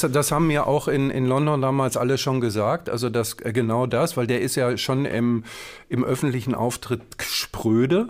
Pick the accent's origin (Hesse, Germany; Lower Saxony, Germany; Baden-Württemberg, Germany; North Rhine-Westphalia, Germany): North Rhine-Westphalia, Germany; Herne; Ich komme ja aus Herne ja. Ähm, und bin als, äh, als Kind und als Jugendlicher äh, immer zu Westfalia hingegangen